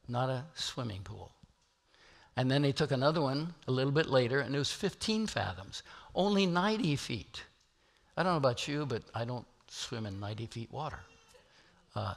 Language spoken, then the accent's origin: English; Nebraska and Kansas, Midwest, United States; I'm from Nebraska and Kansas